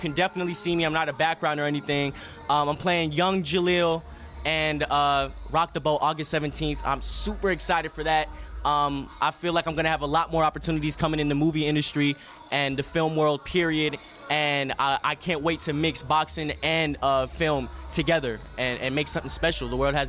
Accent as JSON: {"language": "English", "town": "Las Vegas", "region": "Nevada", "country": "United States", "tie": "born or raised there", "also_born_or_lived": "Philadelphia (family)", "said": "I was raised out in Vegas, and to me, Vegas is always going to be my home."}